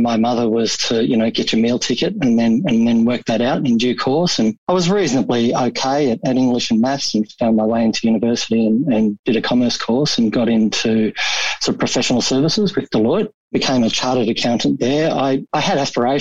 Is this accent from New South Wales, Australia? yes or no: no; Melbourne, Victoria, Australia; I grew up in Altona. It's in the west of Melbourne